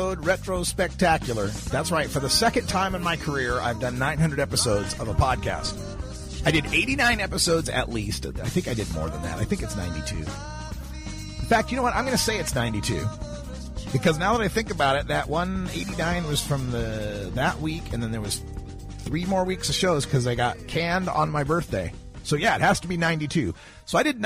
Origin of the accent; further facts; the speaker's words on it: Idaho, United States; moved away; I'm originally from Idaho